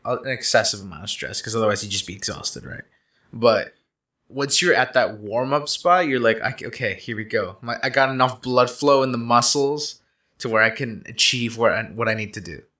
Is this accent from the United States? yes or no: no; Canada; I am Canadian